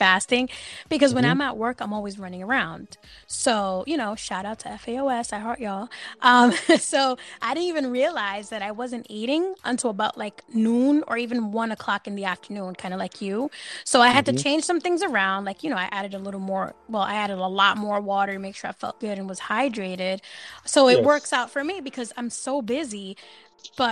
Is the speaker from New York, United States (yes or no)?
yes; New York City, New York, United States; you know I'm from NYC